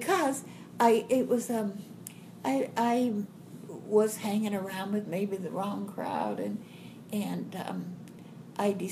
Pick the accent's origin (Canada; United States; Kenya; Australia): United States; Caddo, Oklahoma; also born or lived in Durant, Oklahoma; my grandma and grandpa lived in Caddo, so I was raised in Caddo